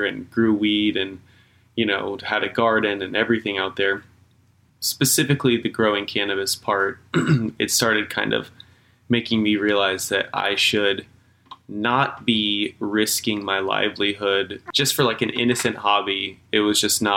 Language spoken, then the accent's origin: English; Kansas, United States; moved away as an adult; So I'm from Kansas, born and raised. For 27 years I was out there